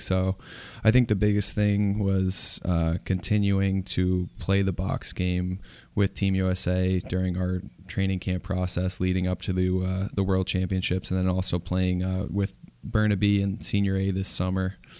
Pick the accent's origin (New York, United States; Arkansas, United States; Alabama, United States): New York, United States; Ithaca; also born or lived in Durham, England; growing up in Ithaca, New York